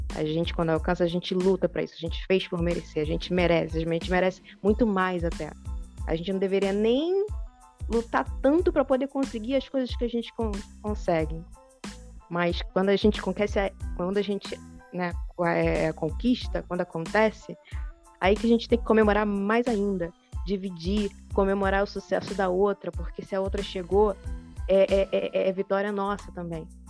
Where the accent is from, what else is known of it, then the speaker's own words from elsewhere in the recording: interior of Minas Gerais, Brazil; moved away; eu vim lá do interior de Minas Gerais, da roça